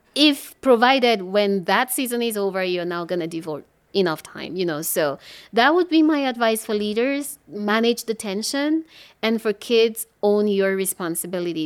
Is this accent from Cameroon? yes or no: yes; English-speaking part of Cameroon, Anglophone Cameroon, Cameroon; I was born and raised in the English speaking part of Cameroon